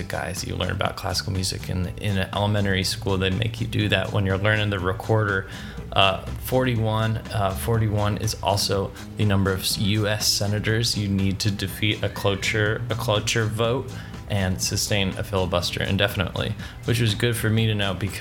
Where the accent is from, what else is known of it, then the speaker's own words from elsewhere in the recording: Austin, Texas, United States; rocker from Austin, Texas, the land where I hail, where I am from. I'm from Austin